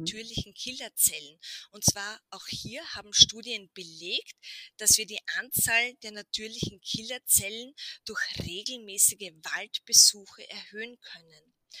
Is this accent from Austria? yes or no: yes; Burgenland, Austria; bei uns im Burgenland